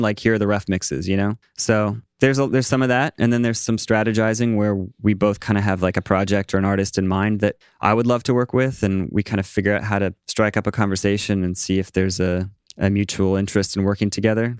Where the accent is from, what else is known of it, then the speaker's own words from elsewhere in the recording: East Coast, United States; now in New York, United States; I'm from the East Coast